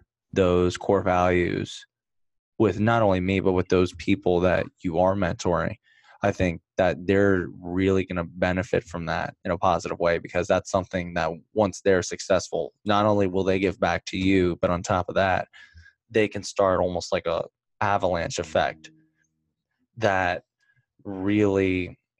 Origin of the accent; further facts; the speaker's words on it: United States; I was born and raised in the US. I'm only 25 years old. I grew up in America